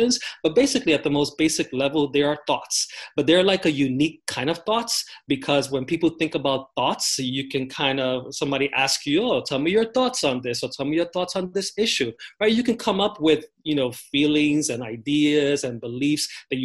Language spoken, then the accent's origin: English; New York City, New York, United States; So I grew up in the Bronx, in New York City, in the South Bronx, New York City